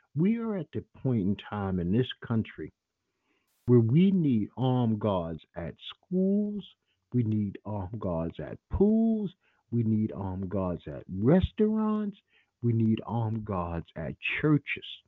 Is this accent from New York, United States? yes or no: yes; New York City, New York, United States; I'm from Bed-Stuy, Brooklyn.